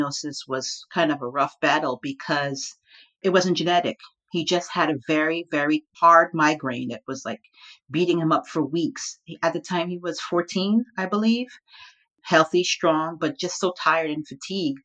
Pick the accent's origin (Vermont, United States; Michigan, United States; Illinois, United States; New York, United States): New York, United States; Long Island; also born or lived in Brooklyn, New York; I'm an unapologetic born New Yorker. I was born in Brooklyn, raised in the suburbs of Long Island.